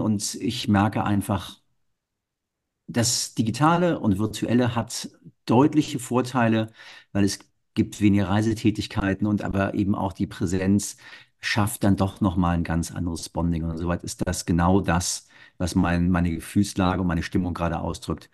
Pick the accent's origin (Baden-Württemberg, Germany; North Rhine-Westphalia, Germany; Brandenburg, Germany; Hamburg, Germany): Hamburg, Germany; ich bin Norddeutscher